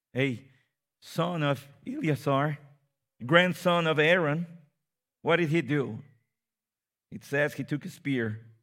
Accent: Mexico City, Mexico; I come from Mexico City

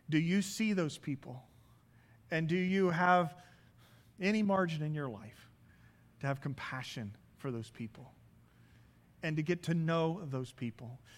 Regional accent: Midwest, United States; As many of you know, I come from the Midwest. I just don't come from the Midwest. I come from a large grain farm.

